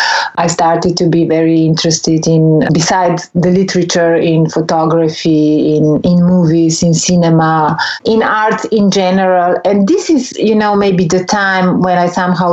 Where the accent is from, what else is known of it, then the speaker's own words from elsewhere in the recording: Ljubljana, Slovenia; I was born in Ljubljana, which was a time part of ex-Yugoslavia